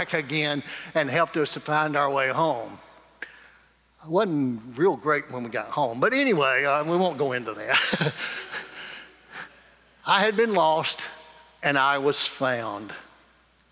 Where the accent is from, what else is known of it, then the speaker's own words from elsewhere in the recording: Morgan, United States; I just grew up down in Morgan, but when I grew up in Morgan, everybody had a house and 40 acres